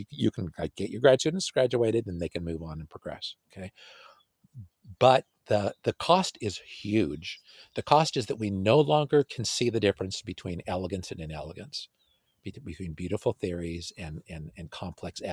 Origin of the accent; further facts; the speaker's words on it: California, United States; I'm from California. My wife and I were both from California